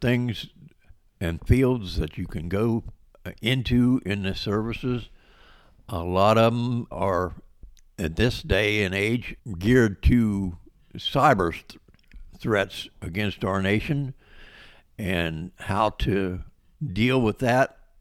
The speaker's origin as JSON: {"language": "English", "region": "West Virginia", "country": "United States", "tie": "born or raised there", "also_born_or_lived": "Baltimore, Maryland / Nashville, Tennessee", "said": "I was born in Baltimore, Maryland, and moved to West Virginia with my parents in nineteen fifty-eight. I went to s, high school in West Virginia"}